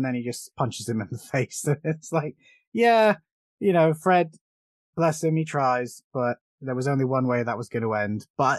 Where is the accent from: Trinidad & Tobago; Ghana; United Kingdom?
United Kingdom; I could do his voice. I'm British, but I can't do his goddamn Boyka accent.